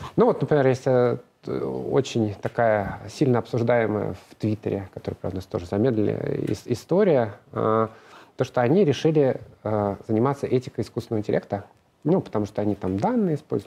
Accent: Moscow, Russia; Я москвич, родился в Москве

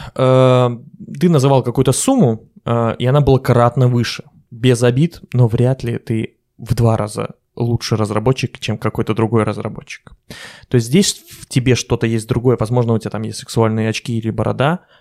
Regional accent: Belarus; я белорус

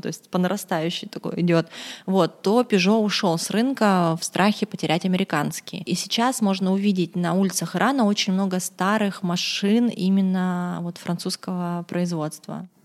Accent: Khabarovsk, Khabarovsk Krai, Russia; Я сама из Хабаровска, и я подписана на некоторых наших местных там хабаровских блогеров

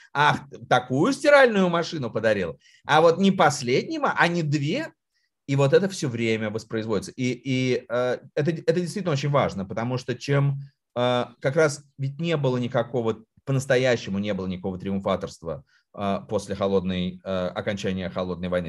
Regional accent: Moscow, Russia; я вырос, э, в Москве

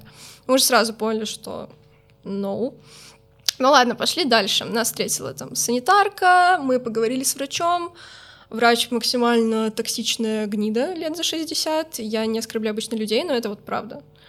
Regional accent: Minsk, Belarus; now in Saint Petersburg, Russia; в Беларуси, откуда я родом

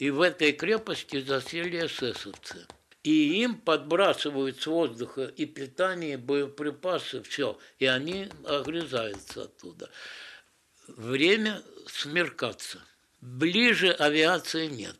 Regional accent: Odesa, Odesa Oblast, Ukraine; я одессит же, с Одессы

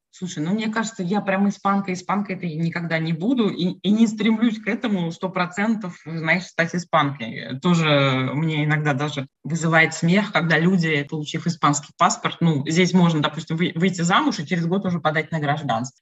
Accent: Samara, Samara Oblast, Russia; moved away as an adult; now in Valencia, Spain; до 34 лет я жила и не тужила в Самаре, на реке Волги, в России.

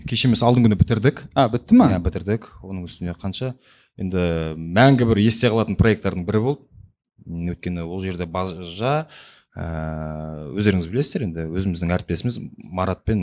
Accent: Kazakhstan; енді барлығымыз қазақпыз ғой енді сондықтан енді жаным қазақ болғаннан кейін болмысым қазақ болғаннан кейін

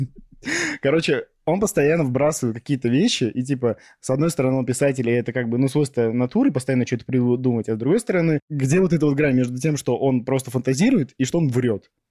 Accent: Novosibirsk, Novosibirsk Oblast, Russia; в Новосибирске, потому что мой родной город

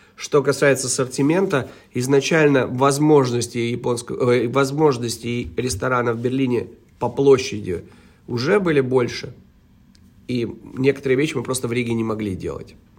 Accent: Cologne, North Rhine-Westphalia, Germany; moved away as an adult; now in Riga, Latvia; я лично эм, вырос в Германии, провел свои э, тинейджа там, вот, как, когда с 2000, ой, с 91 по 99 год, даже с 90 -го года, все 90 я провел в, в городе Кёльне

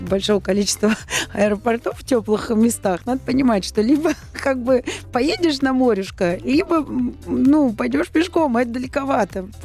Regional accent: Saint Petersburg, Russia; Ждем салют. Мой родной город.

